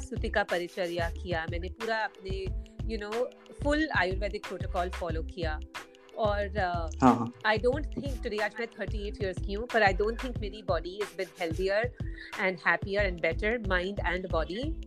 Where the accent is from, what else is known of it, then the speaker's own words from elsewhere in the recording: Mumbai, Maharashtra, India; मैं एक्चुअली मुंबई में बड़ी हुई